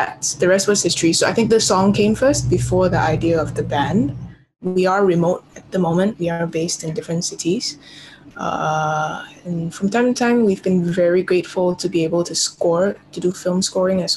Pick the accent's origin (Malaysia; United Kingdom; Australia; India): Malaysia; Kota Kinabalu, Sabah; Born and raised here in KK